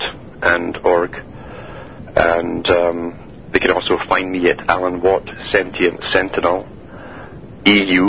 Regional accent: Canada

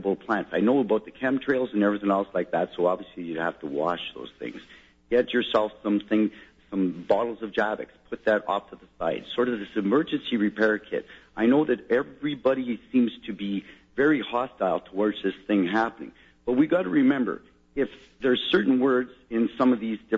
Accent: Sudbury, Ontario, Canada; now in Ottawa, Canada; I'm actually from Sudbury, and I'm moved here to Ottawa

